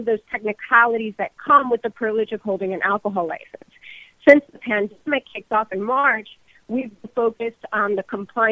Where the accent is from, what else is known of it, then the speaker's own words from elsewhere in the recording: Miami, Florida, United States; born and raised in Miami, born of Cuban immigrant parents